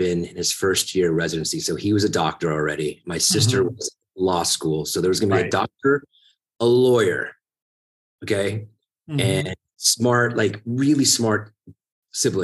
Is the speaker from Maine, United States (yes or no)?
no; Tampa, Florida, United States; first language Italian; English is a second language; moved away as an adult; now in New York, United States; I'm from Tampa